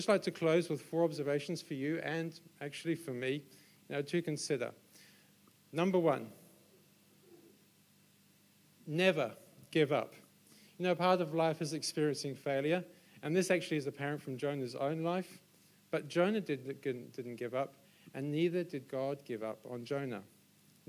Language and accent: English; Solihull, West Midlands, United Kingdom; also born or lived in London; now in Auckland, New Zealand; I then moved back to my hometown in Solihull in England, which is 100 miles northwest of London.